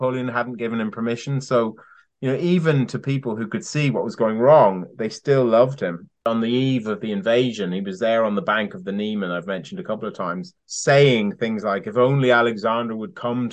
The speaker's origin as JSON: {"language": "English", "country": "Ireland", "moved": "yes", "lives_now": "United Kingdom", "said": "I'm Irish."}